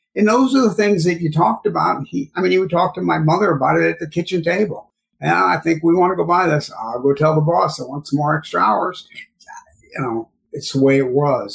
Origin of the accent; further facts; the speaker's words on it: St. Louis, Missouri, United States; now in New York, United States; I'm originally from St. Louis, Missouri, what they call the suburbs out in the West County area